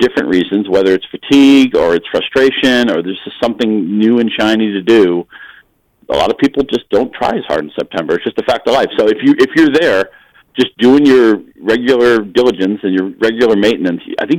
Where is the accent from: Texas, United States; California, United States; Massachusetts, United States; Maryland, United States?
Massachusetts, United States; Chelmsford; moved away; Chelmsford, Massachusetts is where we all grew up. No, none of us are there now